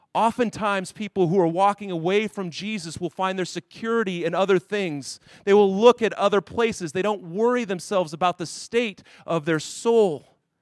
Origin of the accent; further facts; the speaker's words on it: Denver, Colorado, United States; moved away; I grew up in Denver, Colorado.